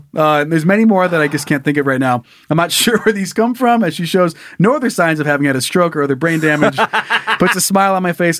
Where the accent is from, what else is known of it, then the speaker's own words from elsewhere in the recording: Florida, United States; So for perspective, I grew up in Florida, which is completely flat.